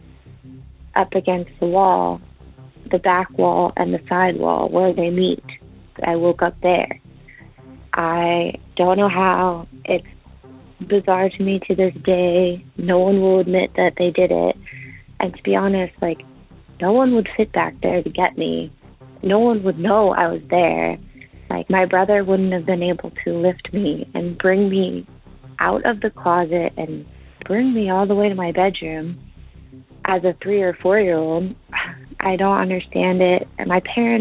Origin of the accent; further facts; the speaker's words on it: Pennsylvania, United States; I'm calling from Pennsylvania. This happened in Pennsylvania when I was young, like 4 or 5, at my parents' house